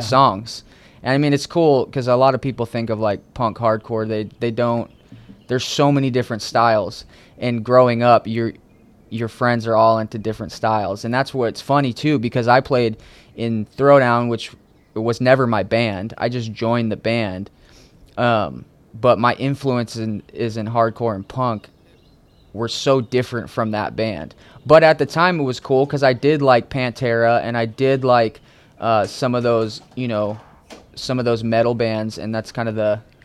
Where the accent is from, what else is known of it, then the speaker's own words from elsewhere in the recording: Connecticut, United States; also born or lived in New England / Orange County, California; now in California, United States; I grew up on the East Coast in a small town, um, kind of all over New England, but mainly uh, as I was a kid in Connecticut